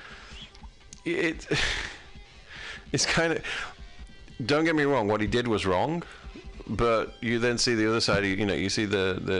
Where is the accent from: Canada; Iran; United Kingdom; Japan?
United Kingdom; moved away as an adult; now in United States; I'm from a British country, I'm from Great Britain.